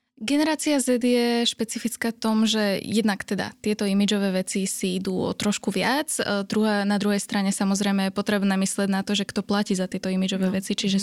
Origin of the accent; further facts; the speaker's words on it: Slovakia; sme ako Slováci